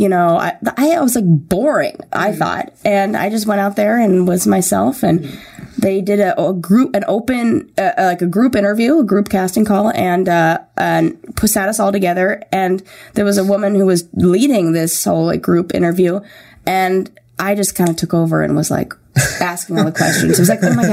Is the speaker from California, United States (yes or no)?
yes; Santa Monica, California, United States; also born or lived in Orange County / Thousand Oaks; I was born and raised in L.A. In Santa Monica